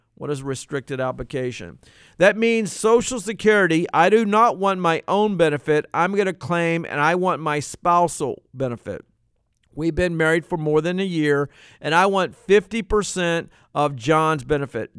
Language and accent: English; Norfolk, Virginia, United States; when I was in seventh grade growing up in Norfolk, Virginia.